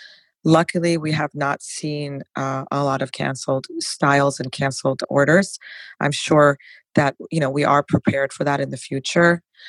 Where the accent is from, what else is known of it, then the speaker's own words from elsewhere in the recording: New York, United States; So I'm from New York. It would have to be authentic.